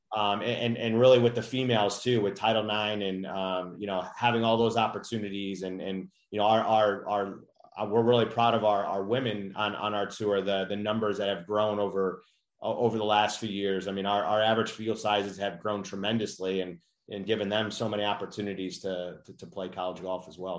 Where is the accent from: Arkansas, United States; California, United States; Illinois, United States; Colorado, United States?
Illinois, United States; Chicago; I grew up in Chicago